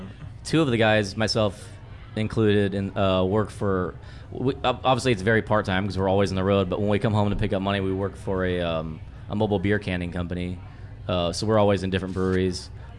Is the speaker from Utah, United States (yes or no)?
no; Boerne, Texas, United States; I'm from Bernie, which is outside of San Antonio.